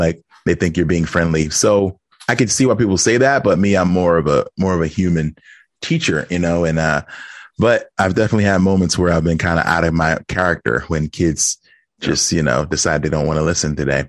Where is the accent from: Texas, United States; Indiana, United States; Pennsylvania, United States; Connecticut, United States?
Pennsylvania, United States; Philadelphia; I'm from Philadelphia